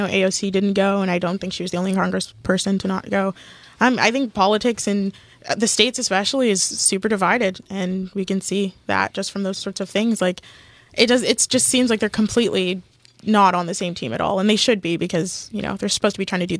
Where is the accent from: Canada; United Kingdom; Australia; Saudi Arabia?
Canada; Like, we're also Canadian, so even more so.